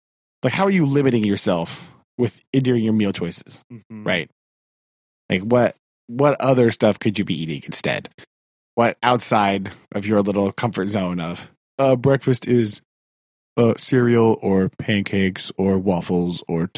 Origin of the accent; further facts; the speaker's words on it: United States; as an American